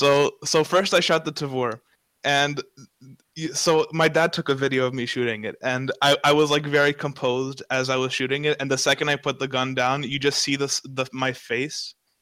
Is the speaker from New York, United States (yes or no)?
yes; New York, United States; I'm a New Yorker.